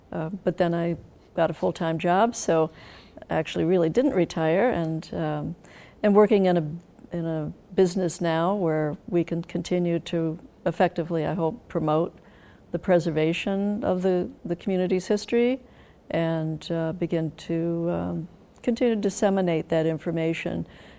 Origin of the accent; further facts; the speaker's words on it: Sackets Harbor, New York, United States; moved away as an adult; also born or lived in Elmira, New York; growing up in Sackett's Harbor